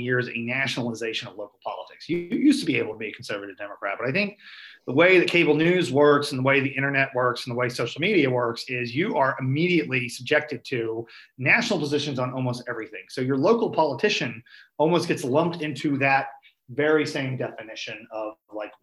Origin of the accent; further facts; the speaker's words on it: Springfield area, Missouri, United States; my hometown who don't want to go to downtown Springfield